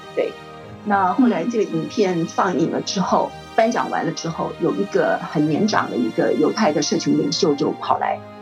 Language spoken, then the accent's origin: Chinese; Taiwan; 我们这个比较封闭的中华民国台湾